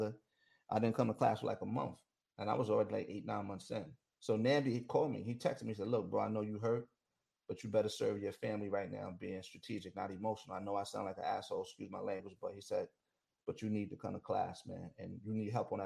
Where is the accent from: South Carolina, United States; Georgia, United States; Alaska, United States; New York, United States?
New York, United States; I'm from New York